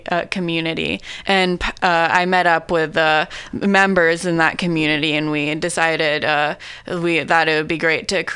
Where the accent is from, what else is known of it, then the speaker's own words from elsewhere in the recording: Pacifica, California, United States; I grew up in Pacifica, and I still live in Pacifica